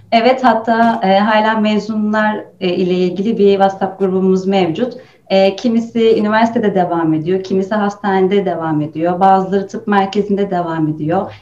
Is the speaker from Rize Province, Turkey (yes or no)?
yes; Rize Province, Turkey; Aslen Rizeliyim.